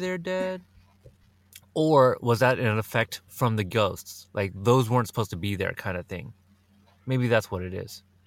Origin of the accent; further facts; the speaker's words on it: Oregon, United States; I'm from Oregon